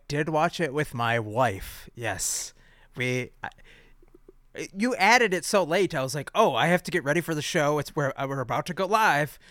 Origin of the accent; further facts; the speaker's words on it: Midwest, United States; a Midwesterner slash American